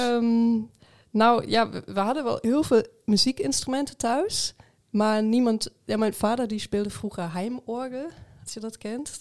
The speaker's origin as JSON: {"language": "Dutch", "area": "Ruhr area", "region": "North Rhine-Westphalia", "country": "Germany", "also_born_or_lived": "Arnhem", "second_language": "Dutch", "moved": "as an adult", "lives_now": "Netherlands", "said": "ik kom uit het Roergebied"}